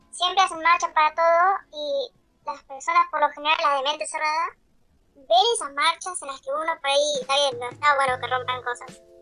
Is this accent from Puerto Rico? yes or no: no; Tucumán, Argentina; yo me crié en Tucumán